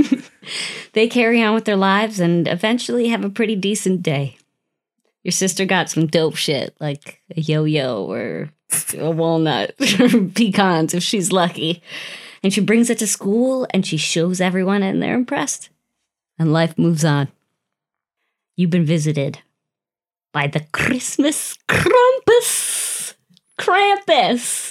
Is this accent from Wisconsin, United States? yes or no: yes; Wisconsin, United States; Growing up in Wisconsin, so many Germans.